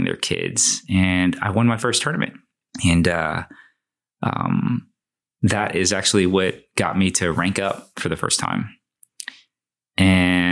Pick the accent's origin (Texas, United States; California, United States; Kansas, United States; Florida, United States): Texas, United States; Houston; I was born in Houston, Texas, right? To Chinese/Taiwanese citizens that immigrated here. I think they came here to go to university. We grew up in A-Leaf, which is, as of today, a not so nice part of Houston